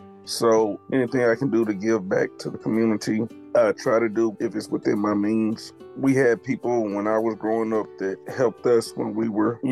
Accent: Mendenhall, Mississippi, United States; I'm originally from Mendenhall, Mississippi.

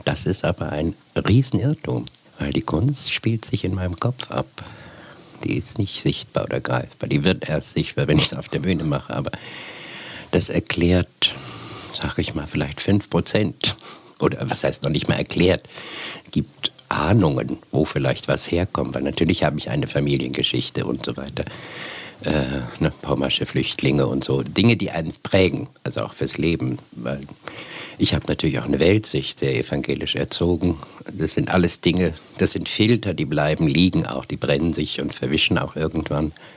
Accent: Bergen, Lower Saxony, Germany; ich bin auf dem Land aufgewachsen

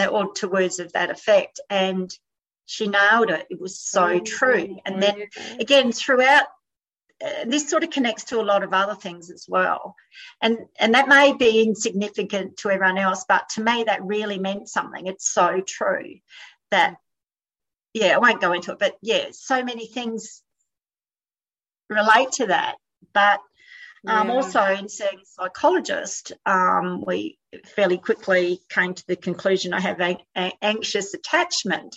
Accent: Adelaide, South Australia, Australia; now in New South Wales, Australia; I'm from Adelaide originally

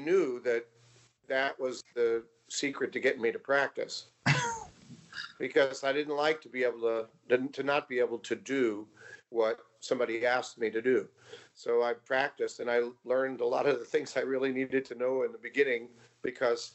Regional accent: West Babylon, New York, United States; Long Island, New York, West Babylon, very small town.

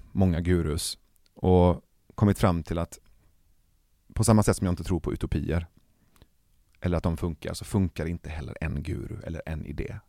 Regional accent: Iran; now in Sweden; Jag är iranier

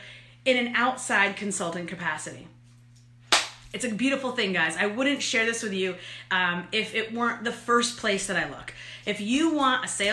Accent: New York, United States; I'm an Italian from New York.

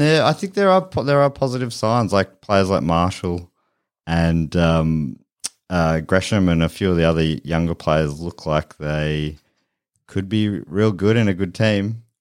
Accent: Moorabbin, Victoria, Australia; I grew up in Moorabbin and it's pretty dull

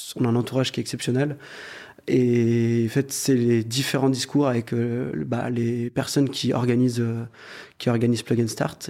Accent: Lyon, Auvergne-Rhône-Alpes, France; On est originaire de Lyon.

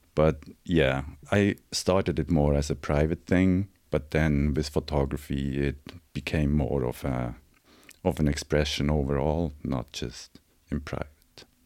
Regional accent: Switzerland; now in Los Angeles, United States; I'm from Switzerland

